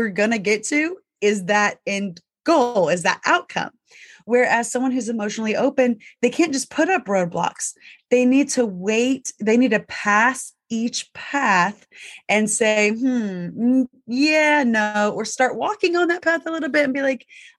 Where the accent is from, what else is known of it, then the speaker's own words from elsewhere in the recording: the South, United States; I was raised in the South. It was not uh-huh. It was yes, ma'am.